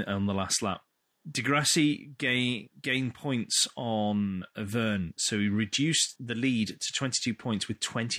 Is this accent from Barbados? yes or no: no; United Kingdom; we're British